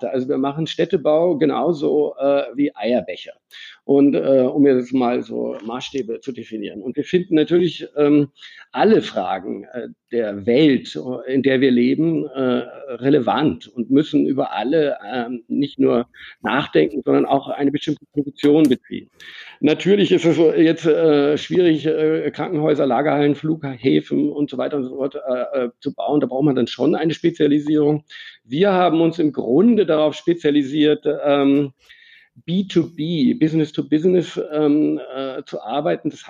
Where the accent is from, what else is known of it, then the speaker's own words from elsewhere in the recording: Germany; accent: German; Also ähm, mein Akzent ist ein Deutscher geblieben.